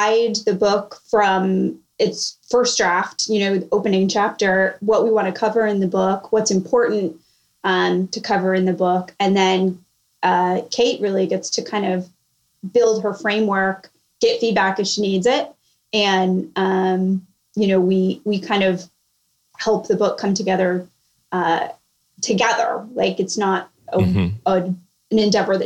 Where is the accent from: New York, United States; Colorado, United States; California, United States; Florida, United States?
California, United States; moved away as an adult; now in Charleston, United States; I'm originally from California. I live in Charleston now for work